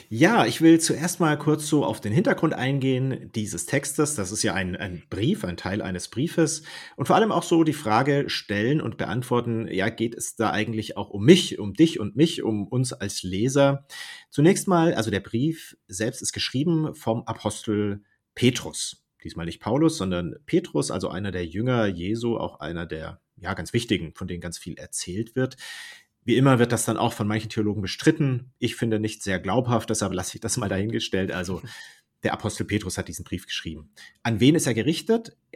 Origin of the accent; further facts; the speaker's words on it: Baden-Württemberg, Germany; ursprünglich komme ich aus dem Ländle, aus Baden-Württemberg, zwischen Stuttgart und Karlsruhe.